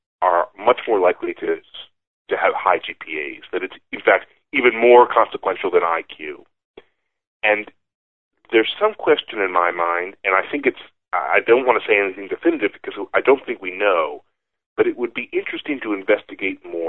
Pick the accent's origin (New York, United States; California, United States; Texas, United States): New York, United States; Buffalo; moved away; I grew up in Buffalo and my father grew up in Cincinnati